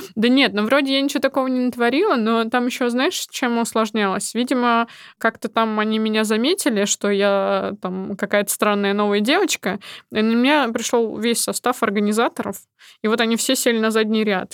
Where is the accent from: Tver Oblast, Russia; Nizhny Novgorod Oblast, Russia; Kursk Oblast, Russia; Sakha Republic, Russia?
Nizhny Novgorod Oblast, Russia; Nizhny Novgorod; moved away as an adult; now in Moscow, Russia; в моем родном городе, в Нижнем Новгороде